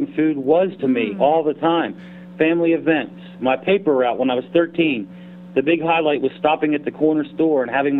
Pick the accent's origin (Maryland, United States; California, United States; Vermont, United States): Maryland, United States; Hagerstown; I was born and raised here in Western Maryland, which is Hagerstown, Maryland. I grew up here, went to high school here